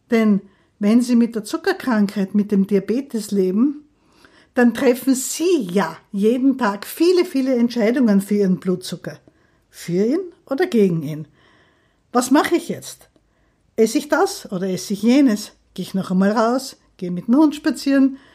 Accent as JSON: {"language": "German", "town": "Graz", "region": "Styria", "country": "Austria", "lives_now": "Vienna, Austria", "said": "Ich bin eigentlich gar keine Wienerin, aber ich liebe diese Stadt. Ich komme aus Graz, habe in Wien dann fertig studiert"}